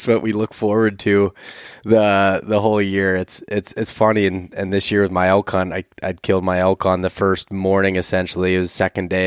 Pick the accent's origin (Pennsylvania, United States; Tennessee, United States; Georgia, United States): Pennsylvania, United States; I grew up in Pennsylvania